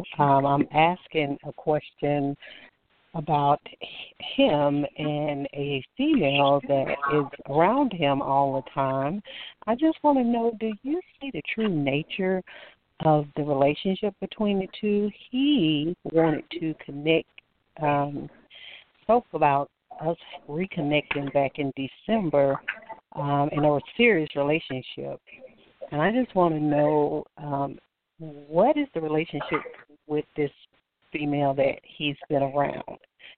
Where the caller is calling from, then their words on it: Alabama, United States; I'm calling from Alabama.